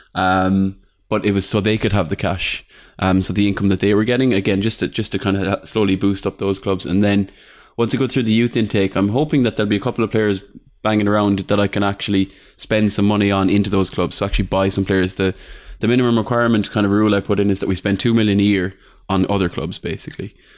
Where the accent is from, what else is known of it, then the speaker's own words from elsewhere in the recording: Ireland; I'm from Ireland.